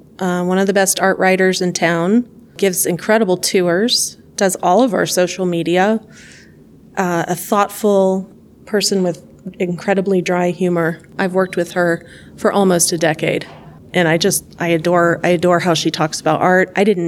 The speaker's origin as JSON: {"language": "English", "region": "the South", "country": "United States", "tie": "born or raised there", "said": "I grew up in the South, all over the South, and you have an idea of what like rural Tennessee looks like."}